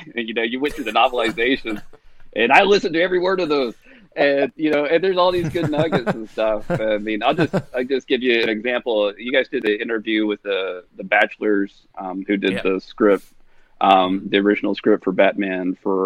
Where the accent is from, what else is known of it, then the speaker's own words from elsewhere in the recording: Mobile, Alabama, United States; also born or lived in Montgomery, Alabama / Tuscaloosa, Alabama; I'm from Mobile. I'm from the coast